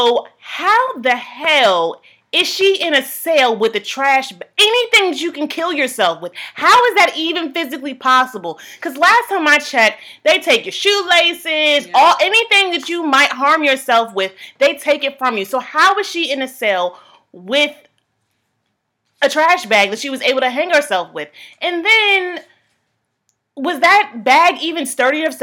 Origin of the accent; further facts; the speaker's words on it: Virginia, United States; Growing up in Virginia